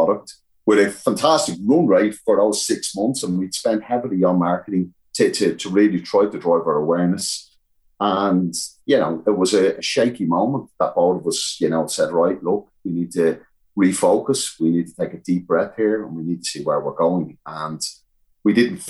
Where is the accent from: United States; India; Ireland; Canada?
Ireland; naturally being Irish